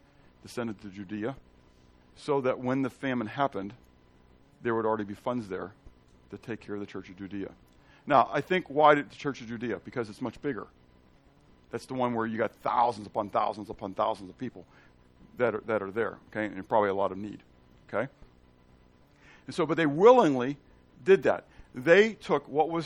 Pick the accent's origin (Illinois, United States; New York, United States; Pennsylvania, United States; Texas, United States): Pennsylvania, United States; Pittsburgh; And I'm from Pittsburgh. Okay? I'm from Pennsylvania